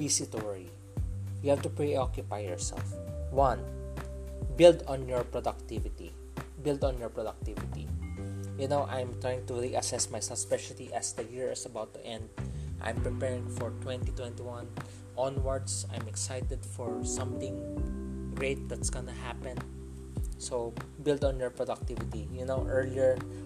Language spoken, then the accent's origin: English; Philippines; I'm a Filipino, so I use Tagalog word